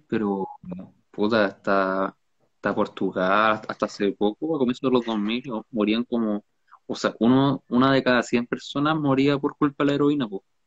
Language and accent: Spanish; Valparaíso, Chile; Yo no soy del norte, soy de Valparaíso.